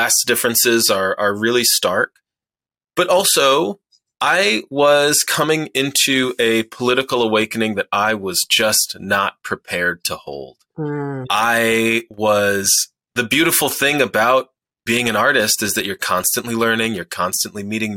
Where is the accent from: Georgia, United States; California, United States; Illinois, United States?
Illinois, United States; Chicago; moved away; also born or lived in Rhode Island; I was born and raised on the South Side of Chicago